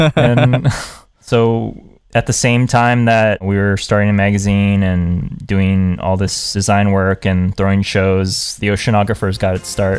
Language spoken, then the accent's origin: English; Hawaii, United States; born there; All my family was moving back to the islands. I was born in Hawaii, and I have an aunt and uncle here, and I had my grandma here before she passed away